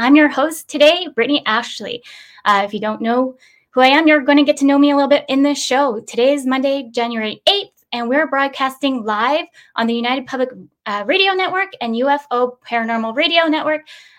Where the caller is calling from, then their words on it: Victoria, British Columbia, Canada; today I'm calling in from Victoria, BC. It's 12 here. It's a little chilly